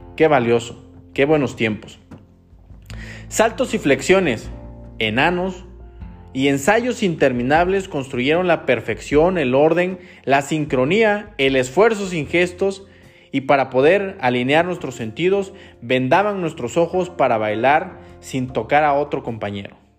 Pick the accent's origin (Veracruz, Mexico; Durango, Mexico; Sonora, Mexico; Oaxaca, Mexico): Oaxaca, Mexico; como oaxaqueño